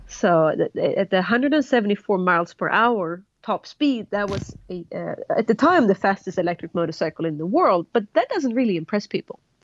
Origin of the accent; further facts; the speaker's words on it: Sweden; moved away as an adult; also born or lived in Colorado, United States; now in New Zealand; I'm originally from Sweden. Moved to um, Colorado in the U.S. Um, about 12 years ago for love.